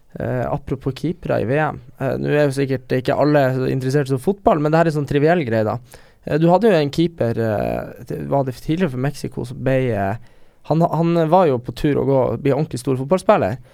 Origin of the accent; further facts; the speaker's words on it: Northern Norway, Norway; moved away; der vi er fra